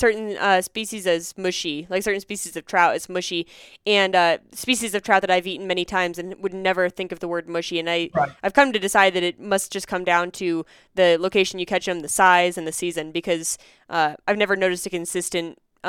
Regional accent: Pennsylvania, United States; now in Denver, United States; I did a lot growing up in Pennsylvania, and I still do when I go back to Pennsylvania.

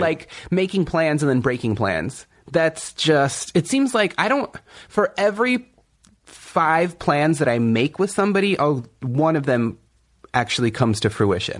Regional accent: Kumeyaay Nation, Southern California, United States; I'm from the Kumeyaay Nation in Southern California.

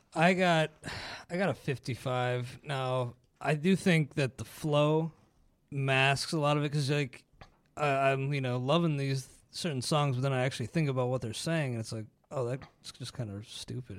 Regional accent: Ohio, United States; growing up in Ohio

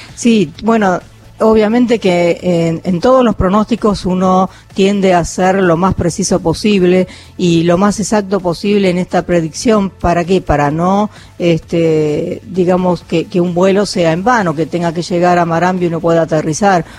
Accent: 25 de Mayo, Buenos Aires Province, Argentina; now in Tandil, Argentina; yo vivo en la localidad de Tandil, pero soy eh, también bonaerense del, eh, de la ciudad de 25 de mayo

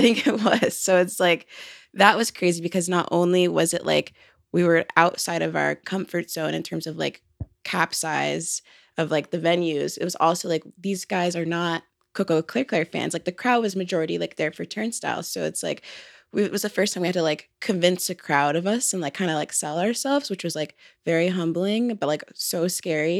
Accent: Atlanta, Georgia, United States; we're from Atlanta, and, like, that's definitely a huge influence, but I think also, like, being on the outskirts of Atlanta

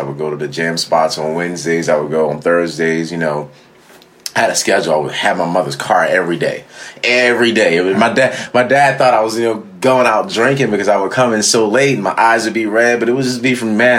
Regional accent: Philadelphia, Pennsylvania, United States; born or raised there

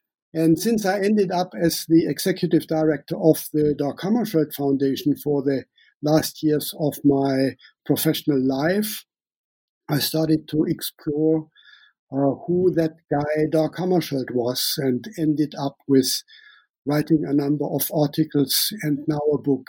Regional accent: Namibia; accent: German; English is a second language; also born or lived in Germany; now in Sweden; I call myself a German-born Namibian living in Sweden. Some of you might hear my German accent. I grew up in Namibia, and I spent the last 19 years in Sweden.

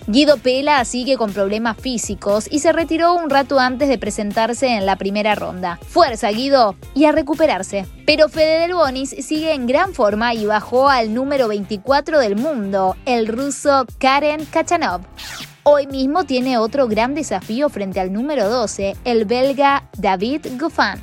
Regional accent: Córdoba, Argentina; soy cordobés

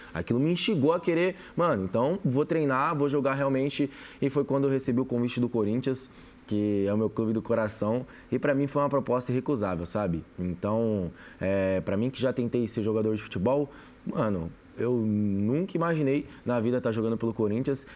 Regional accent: São Paulo, Brazil; eu que nasci na comunidade, para quem conhece, eu vim da zona sul de São Paulo ali, Capão Redondo, Campo Limpo, então é bem quebrada mesmo

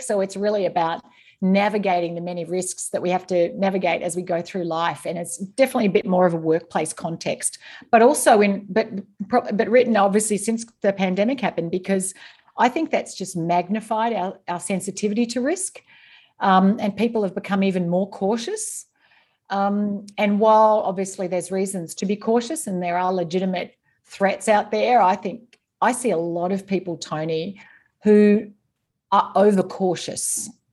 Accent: East Gippsland, Victoria, Australia; moved away as an adult; also born or lived in Singapore; now in Northern Virginia, United States; I grew up on a small dairy farm in East Gippsland in rural Victoria

